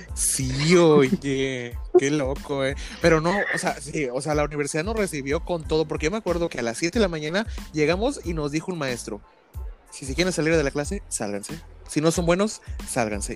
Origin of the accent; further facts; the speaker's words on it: Mexico; somos mexicanos y nosotros siempre tenemos que hablar en doble sentido